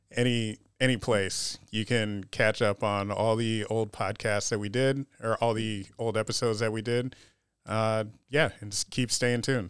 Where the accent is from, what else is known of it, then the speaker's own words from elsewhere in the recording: United States; also born or lived in Panama / Rochester, New York; I'm just American, black, and Panamanian